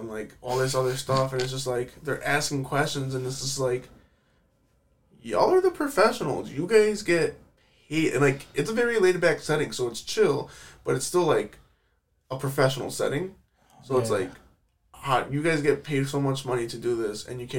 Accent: United States; as an American

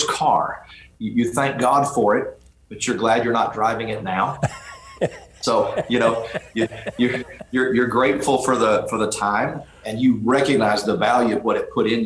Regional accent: Dallas, Texas, United States; I was raised in Dallas

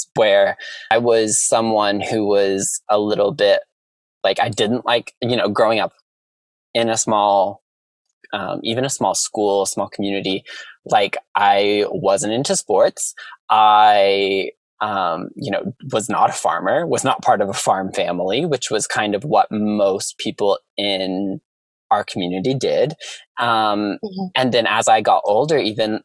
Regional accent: Southern Illinois, United States; moved away as an adult; now in Los Angeles, United States; We grew up in Southern Illinois where like the cornfields meet like the Shawnee National Forest.

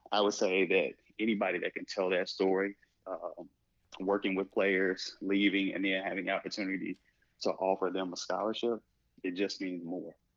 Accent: Little Rock, Arkansas, United States; moved away; also born or lived in Osceola, Arkansas; I grew up in Little Rock, Arkansas.

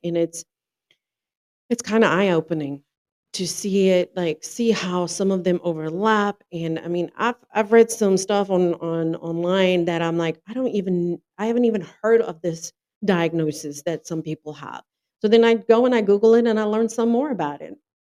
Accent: South Africa; moved away as an adult; now in North Carolina, United States; I'm originally from South Africa, born and raised first came to the US in 2007, and then I immigrated in 2011

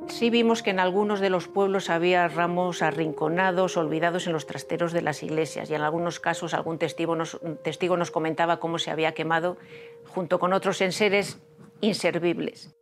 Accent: Castile and León, Spain; soy leonesa, porque amo León

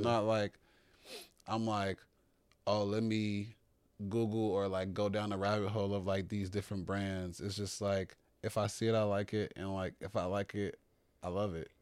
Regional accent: Chicago, Illinois, United States; growing up in Chicago, especially on the South Side

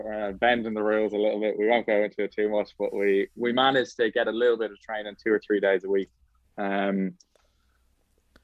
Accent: Ireland; also born or lived in Australia; I came back to Ireland from Australia, I left Australia in December 2020

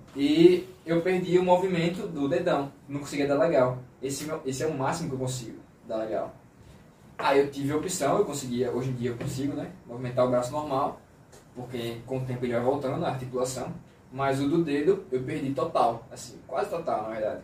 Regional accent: Aracaju, Sergipe, Brazil; eu sou de Aracaju

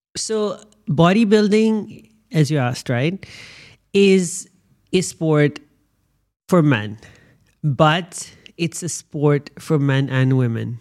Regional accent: Pakistan; born and bred in Pakistan with a passport from Pakistan

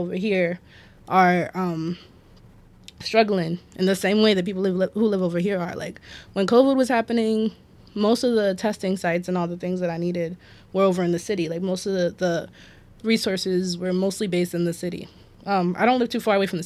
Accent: Woodlawn, Maryland, United States; also born or lived in Baltimore; I live in Baltimore my whole life. I like to say I'm from the city. I'm from Baltimore.

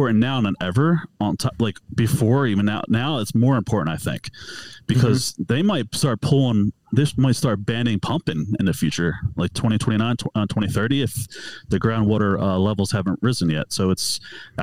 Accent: Philadelphia, Pennsylvania, United States; moved away as an adult; now in Utah, United States; I'm born and raised out of Philadelphia. So I'm from the East Coast

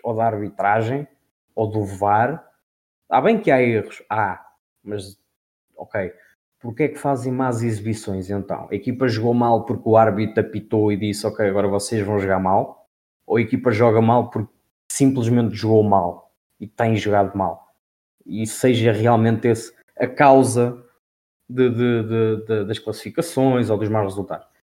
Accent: Portugal; como Tuga, não é? Sou Tuga.

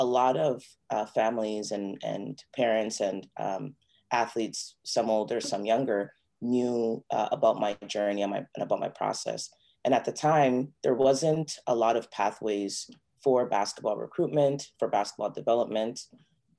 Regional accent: Toronto, Ontario, Canada; I was born and raised in Toronto. I am of Ghanaian descent

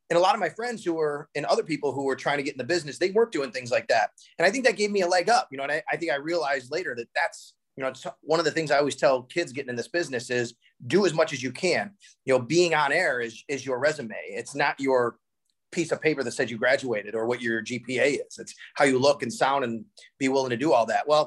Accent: Cheektowaga, New York, United States; I did grow up in Western New York. I grew up in Cheektowaga

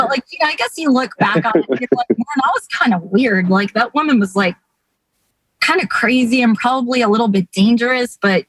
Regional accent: New York, United States; growing up in New York

